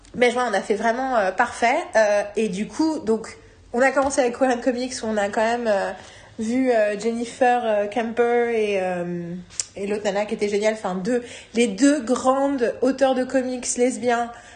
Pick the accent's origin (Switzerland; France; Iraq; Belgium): France; je suis française